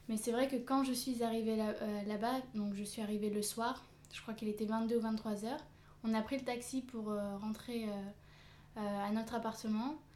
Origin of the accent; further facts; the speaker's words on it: France; also born or lived in South Korea; j'ai 22 ans bientôt 23. Je suis française et j'ai vécu pendant 6 mois à peu près en Corée du Sud.